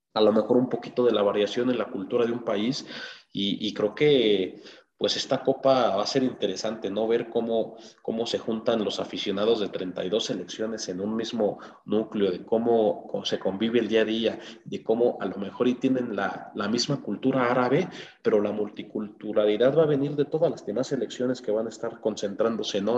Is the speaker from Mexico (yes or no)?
yes; Mexico; uno como mexicano